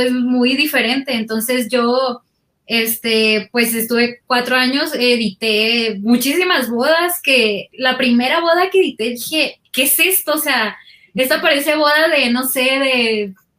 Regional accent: Guasave, Sinaloa, Mexico; moved away as an adult; also born or lived in Culiacán, Mexico; now in Mexico City, Mexico; yo nací en Guasave y cuando estudié la carrera, o sea, para estudiar universidad me fui, fui a la ciudad de Culiacán.

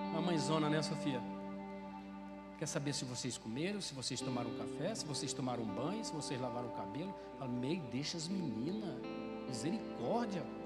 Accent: Brazil; moved away as an adult; now in Ceará, Brazil; eu sou do Mato Grosso, Mato Grosso do Sul

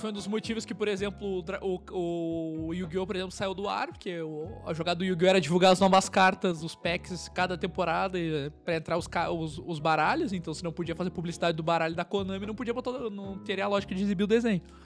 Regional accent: Pelotas, Rio Grande do Sul, Brazil; also born or lived in São Paulo / Porto Alegre; sou natural daqui de Pelotas

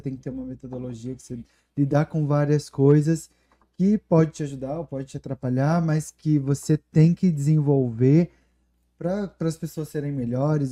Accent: Guaxupé, Minas Gerais, Brazil; moved away as an adult; also born or lived in Ribeirão Preto, São Paulo; now in United States; sou do sul de Minas.

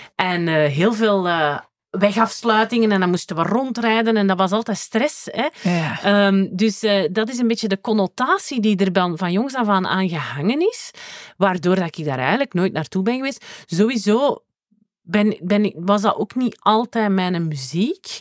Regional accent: Tremelo, Flanders, Belgium; ik ben van Tremelo, wat dat het dorp naast Werchter is.

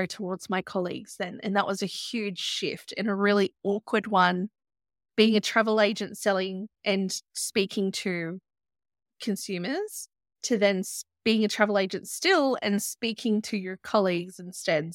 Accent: Byron Shire, New South Wales, Australia; I grew up in the Byron Shire

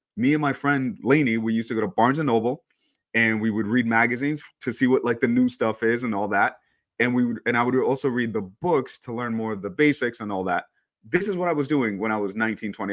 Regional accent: New York, United States; moved away as an adult; also born or lived in El Salvador / Long Island, New York; now in California, United States; I grew up in New York, um, but I'm actually, I was born in El Salvador

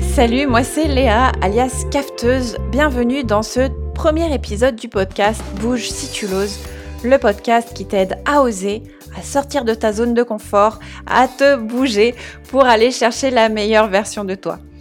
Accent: Strasbourg, Grand Est, France; moved away as an adult; now in Réunion, France; je suis d'origine alsacienne, ouais, je suis née à Strasbourg

